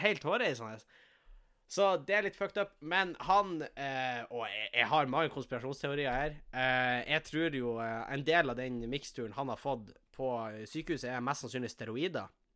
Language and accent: Norwegian; Tjongsfjord, Nordland, Norway; now in Tromsø, Norway; jeg sitter jo hjemme i Tjongsfjord